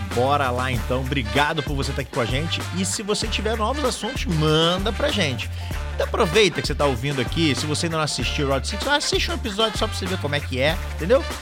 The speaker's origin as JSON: {"language": "Portuguese", "region": "Rio de Janeiro", "country": "Brazil", "moved": "yes", "lives_now": "Portugal", "said": "No Brasil, de onde eu venho, do Rio de Janeiro"}